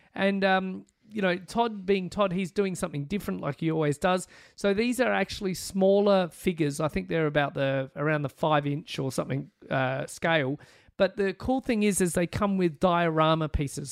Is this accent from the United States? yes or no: no; Australia; being Australian